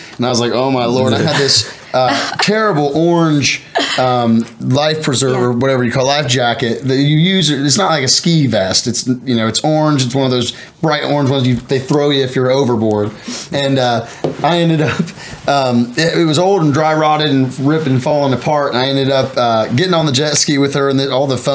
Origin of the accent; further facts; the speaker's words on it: Cambridge, Ohio, United States; moved away as an adult; also born or lived in Western North Carolina; my roots, Cambridge, my hometown